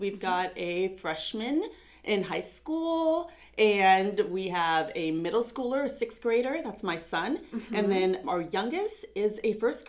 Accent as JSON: {"language": "English", "town": "Pasco", "region": "Washington", "country": "United States", "tie": "born or raised there", "also_born_or_lived": "Pullman, Washington", "said": "I was born and raised here in Pasco, and I went to Pasco High School."}